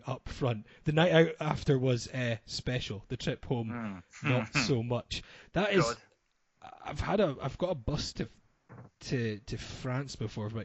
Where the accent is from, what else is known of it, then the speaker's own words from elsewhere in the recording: Aberdeenshire, Scotland, United Kingdom; I grew up in Aberdeenshire.